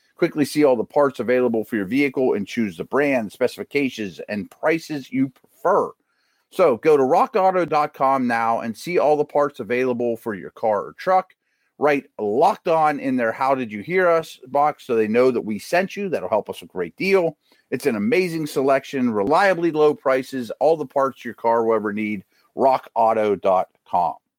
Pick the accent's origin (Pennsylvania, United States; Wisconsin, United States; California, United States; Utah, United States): Pennsylvania, United States; hometown of the Steelers-Eagles matchup; here in my hometown